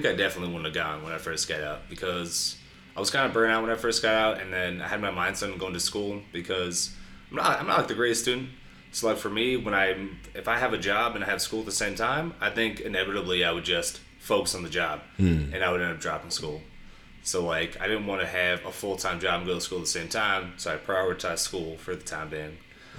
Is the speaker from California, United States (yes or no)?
yes; San Diego, California, United States; also born or lived in Connecticut; I'm from San Diego as well.